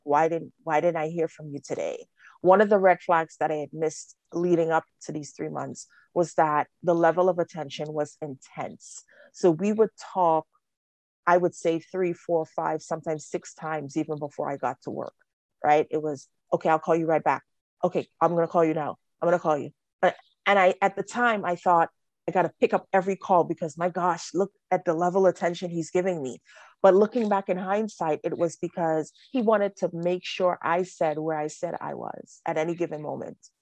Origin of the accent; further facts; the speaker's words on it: Trinidad & Tobago; I'm a child witness of, of domestic violence growing up in Trinidad